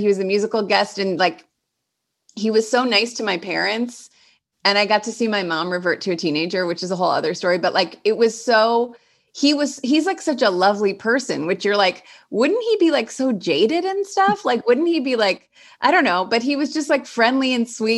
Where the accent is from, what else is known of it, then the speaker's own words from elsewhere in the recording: Cleveland, Ohio, United States; moved away as an adult; now in Los Angeles, United States; growing up in Cleveland in high school